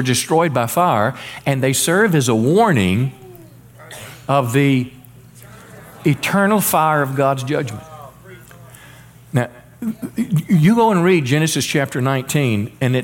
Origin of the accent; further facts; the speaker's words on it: Mississippi, United States; also born or lived in Memphis, Tennessee; raised in, you know, the country in Mississippi